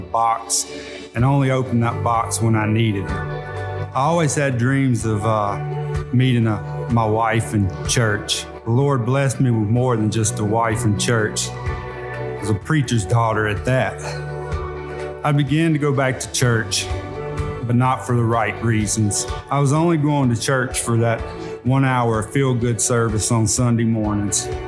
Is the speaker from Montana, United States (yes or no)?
no; Monroe, Louisiana, United States; I was born and raised in Monroe, Louisiana